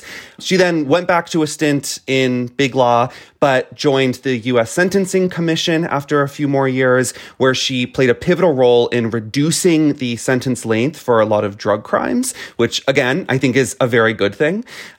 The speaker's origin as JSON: {"language": "English", "region": "Florida", "country": "United States", "tie": "born or raised there", "said": "in my home state of Florida"}